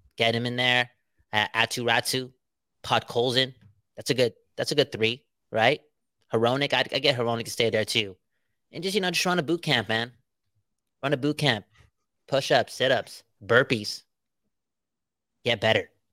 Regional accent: Surrey, British Columbia, Canada; We're from Surrey

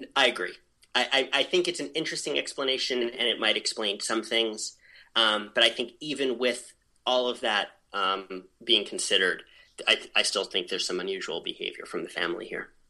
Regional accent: New York, United States; moved away as an adult; also born or lived in Baltimore / New England; now in New Hampshire, United States; I grew up in New York, and then I lived in Baltimore, and then I moved to New England

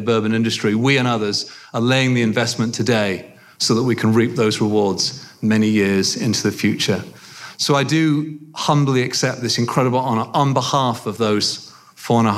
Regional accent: England, United Kingdom; moved away as an adult; now in United States; my journey as a young man growing up in England and coming over to the States and becoming now a proud American citizen

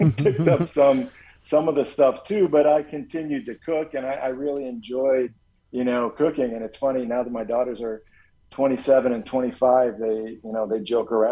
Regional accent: Chicago, Illinois, United States; growing up a Chicago kid

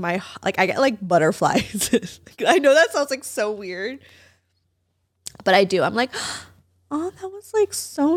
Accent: Valencia, California, United States; That's just where I grew up.

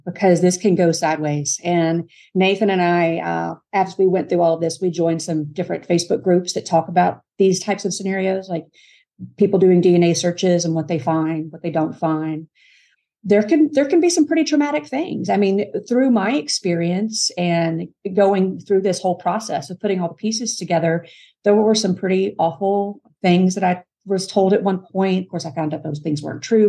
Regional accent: Kentucky, United States; moved away; also born or lived in Mississippi; I grew up in Kentucky

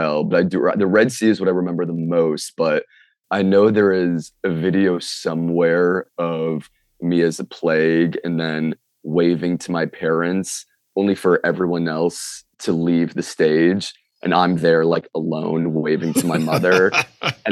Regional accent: Minneapolis, Minnesota, United States; moved away as an adult; now in Brooklyn, United States; I'm from Minneapolis, Minnesota. I live in Brooklyn

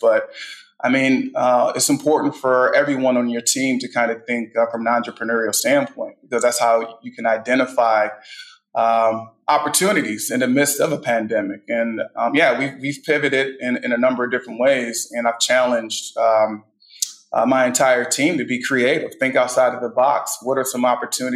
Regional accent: Midwest, United States; moved away as an adult; also born or lived in Philadelphia; now in Houston, United States; I'm a Midwestern guy

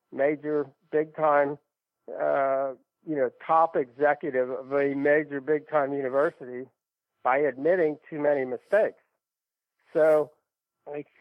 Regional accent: Kentucky, United States; growing up in Kentucky, kind of an SEC guy

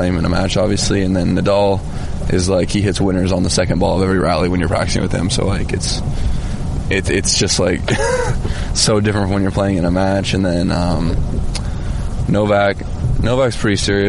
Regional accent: United States; we're American

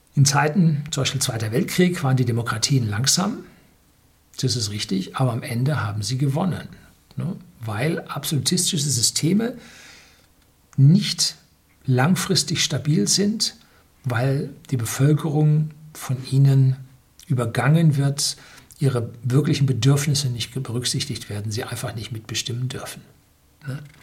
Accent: Germany; hier bei uns in Deutschland

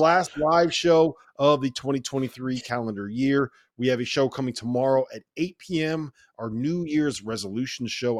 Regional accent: near Quinnipiac, Connecticut, United States; my hometown

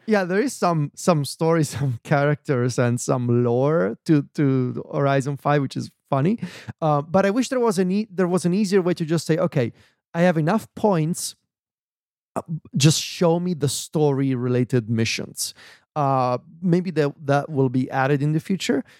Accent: Viterbo, Lazio, Italy; moved away; when I'm in Viterbo, in my hometown

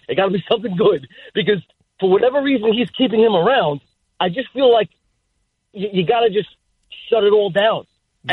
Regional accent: New York City, New York, United States; I'm 36 years old. I grew up in the Bronx my whole life

